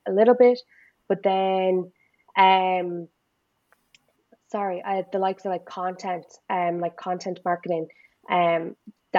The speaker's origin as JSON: {"language": "English", "country": "Ireland", "said": "as Irish people"}